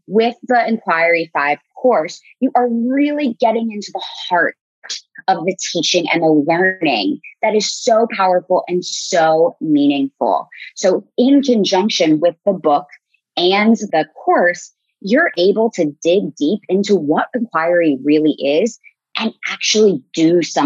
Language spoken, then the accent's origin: English; Columbus, Ohio, United States; moved away; also born or lived in Chile; I'm a Bobcat from Ohio University, go Bobcats, but I'm from Columbus